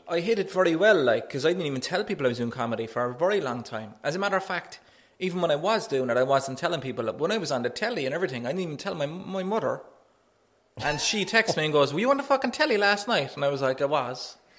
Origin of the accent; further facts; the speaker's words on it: Cork, Munster, Ireland; I'm a comedian from Knocknaheeny